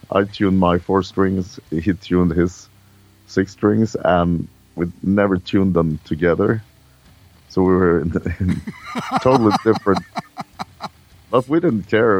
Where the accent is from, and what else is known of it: Sweden